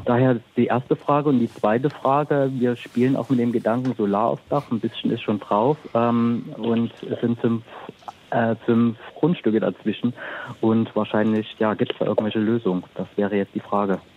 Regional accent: the East, East Germany, Germany; now in Peine, Germany; ich komme auch aus dem Osten

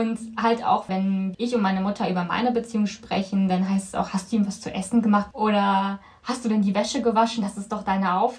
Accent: Philippines; moved away; ich komme von den Philippinen, also bin ich aus dem asiatischen Kulturkreis. Und ja. wie bist du sozialisiert, religiös? Ich bin auf dem Papier katholisch, römisch-katholisch, aber ich bin nicht gläubisch

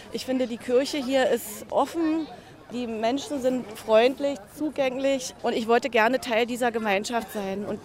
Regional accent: Lübben, Brandenburg, Germany; bin ja gebürtige Lübnerin, ich lebe in Lübben. Die Spree begleitet mich eigentlich schon mein ganzes Leben.

